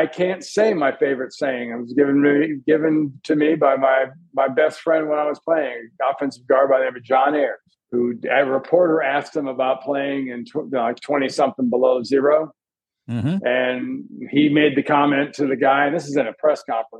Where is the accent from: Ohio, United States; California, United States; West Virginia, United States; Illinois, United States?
California, United States; Southern; also born or lived in New York; I was a Southern California kid. I was born in New York, but I was raised in Southern California.